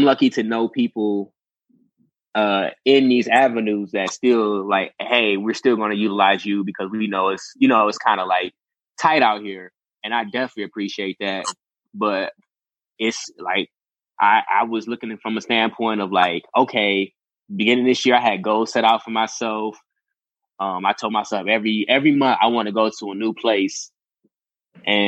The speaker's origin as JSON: {"language": "English", "town": "Detroit", "region": "Michigan", "country": "United States", "said": "I'm still from Detroit. I'm still, you know, I'm still from Detroit"}